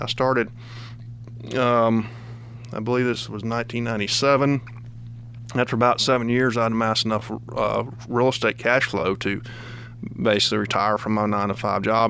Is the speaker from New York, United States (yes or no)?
no; Kosciusko, Mississippi, United States; now in Georgia, United States; when I was growing up in Mississippi